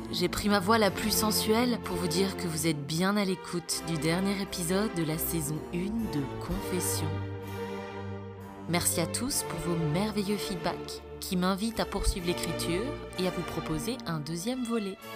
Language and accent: French; Grand Est, France; Cet épisode s'intitule Je suis alsacienne. Cher Alsace, je t'aime et te hais en même temps.